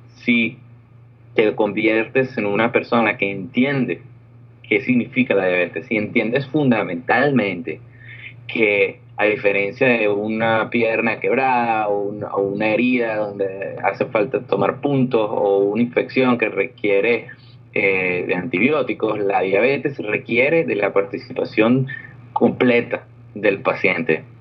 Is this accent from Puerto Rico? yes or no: no; Venezuela; moved away as an adult; also born or lived in Orlando, United States; now in California, United States